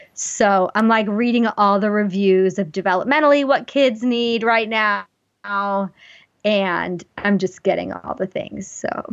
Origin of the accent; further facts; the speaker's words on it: Wyoming, United States; moved away; I grew up in Wyoming